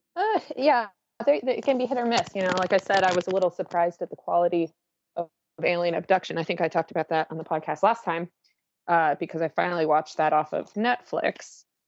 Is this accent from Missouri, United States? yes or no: no; Washington, United States; moved away; my home where I grew up in the Washington area